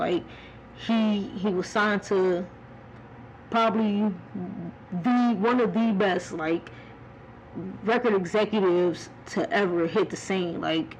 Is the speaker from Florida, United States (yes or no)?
no; Cleveland, Ohio, United States; born there; Even though I was born in Cleveland and I didn't stay there that long, man, I was repping 216